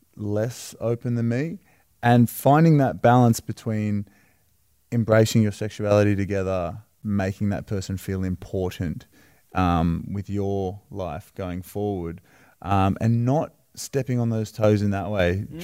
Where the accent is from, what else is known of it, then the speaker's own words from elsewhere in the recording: Wollongong, New South Wales, Australia; we're from Wollongong, it's a small town.